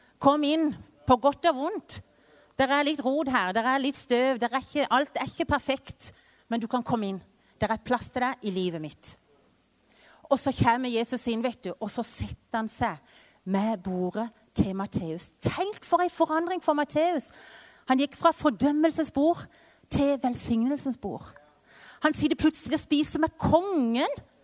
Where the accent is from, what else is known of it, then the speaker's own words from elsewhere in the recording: Vennesla, Agder, Norway; moved away as an adult; also born or lived in Mexico; now in Culiacán, Mexico; så er jeg jo født og oppvokst i Vennesla